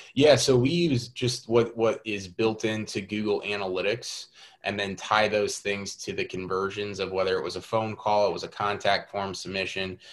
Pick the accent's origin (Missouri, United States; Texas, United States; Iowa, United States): Missouri, United States; St. Louis; I am born and raised in St. Louis. Pretty much lived here my whole life outside of four years in college.